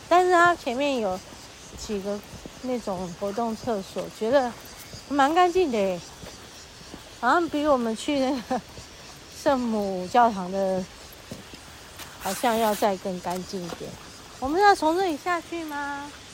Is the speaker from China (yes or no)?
no; Taiwan; 身为台湾人，身为台湾人的骄傲